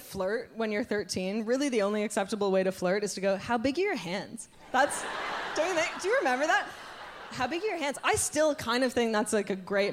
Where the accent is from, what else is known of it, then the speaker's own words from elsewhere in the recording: Canada; I'm very Canadian to my core.